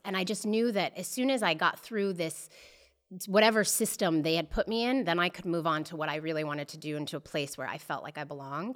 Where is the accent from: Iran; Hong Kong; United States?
United States; Boulder, Colorado; now in Los Angeles, United States; I'm born and raised in Boulder, Colorado.